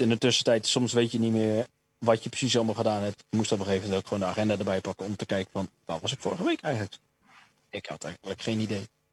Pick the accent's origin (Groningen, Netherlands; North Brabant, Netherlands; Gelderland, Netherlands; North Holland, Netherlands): Groningen, Netherlands; Stadskanaal; moved away; in Stadskanaal, waar ik vandaan kom